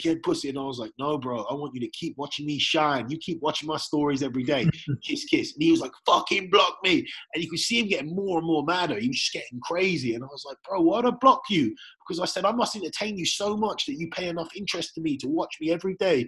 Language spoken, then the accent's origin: English; England, United Kingdom; now in Ireland; I'm originally from England